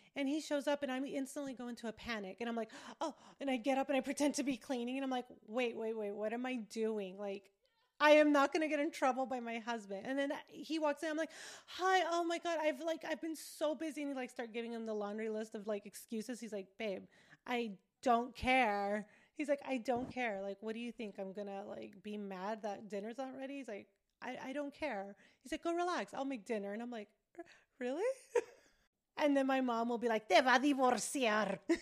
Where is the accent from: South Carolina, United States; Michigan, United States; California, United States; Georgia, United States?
California, United States; Riverside; moved away as an adult; also born or lived in New York; I am from California, Southern California, Riverside, and I am Mexican, Mexican American